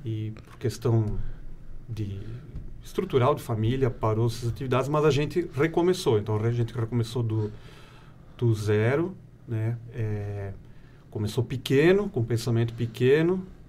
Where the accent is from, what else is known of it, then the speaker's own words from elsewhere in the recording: Ibirama, Santa Catarina, Brazil; Eu sou natural da cidade de Ibirama, uhum. né? moro atualmente em Ibirama também